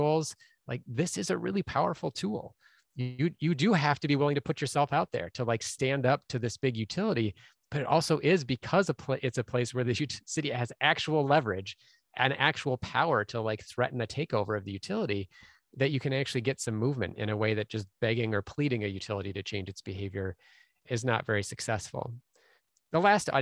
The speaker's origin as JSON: {"language": "English", "town": "Minneapolis", "region": "Minnesota", "country": "United States", "tie": "born or raised there", "said": "Minneapolis instead, which is my hometown"}